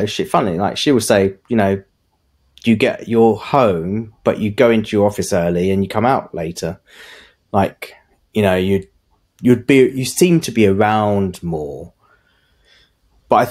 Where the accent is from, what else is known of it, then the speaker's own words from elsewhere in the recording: England, United Kingdom; I was born and bred here, went to school here, educated here